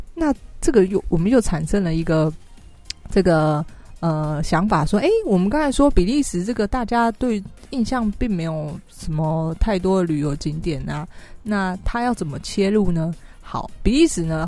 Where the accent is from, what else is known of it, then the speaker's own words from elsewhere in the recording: Taiwan; 我是台湾人